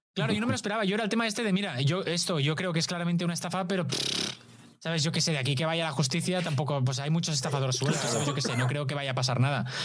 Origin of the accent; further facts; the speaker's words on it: Badalona, Catalonia, Spain; mi pueblo